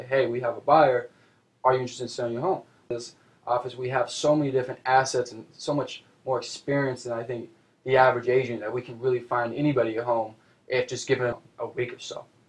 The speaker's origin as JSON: {"language": "English", "town": "Seattle", "region": "Washington", "country": "United States", "tie": "born or raised there", "said": "I'm born and raised in Seattle."}